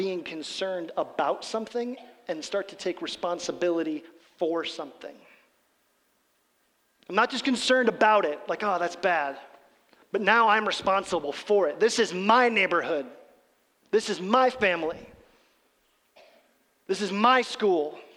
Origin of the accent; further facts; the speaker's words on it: Midwest, United States; we're from the Midwest